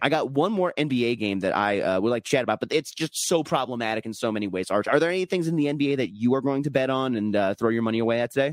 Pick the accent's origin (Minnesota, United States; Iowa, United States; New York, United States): Minnesota, United States; as a Minnesotan